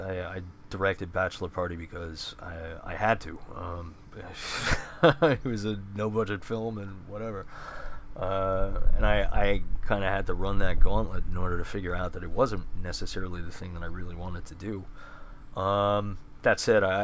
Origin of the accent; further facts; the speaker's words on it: Bethpage, New York, United States; I grew up in Bethpage